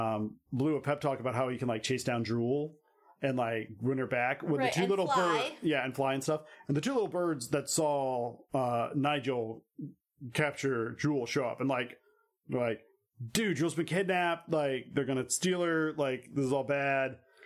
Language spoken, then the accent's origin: English; Minnesota, United States; It's like, I don't shake my tushy. I'm from Minnesota.